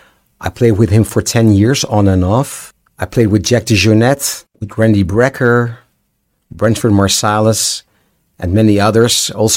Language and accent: English; Amsterdam, North Holland, Netherlands; I'm from Amsterdam.